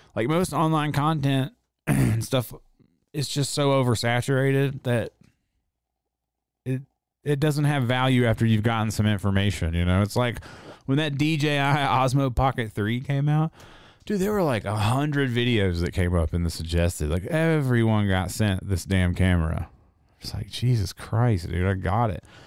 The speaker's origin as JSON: {"language": "English", "town": "Reidsville", "region": "North Carolina", "country": "United States", "tie": "born or raised there", "also_born_or_lived": "Greensboro, North Carolina", "moved": "yes", "said": "I'm from really Reedsville, North Carolina, which is a real small town"}